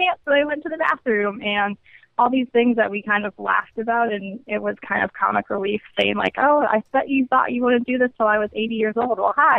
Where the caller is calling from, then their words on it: Alexandria, Virginia, United States; Oh, I'm from Virginia, Alexandria, Virginia.